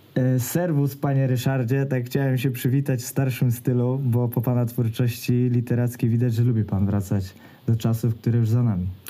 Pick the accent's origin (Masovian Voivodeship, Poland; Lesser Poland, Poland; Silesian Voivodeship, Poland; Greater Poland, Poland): Greater Poland, Poland; ja też jestem z Wielkopolski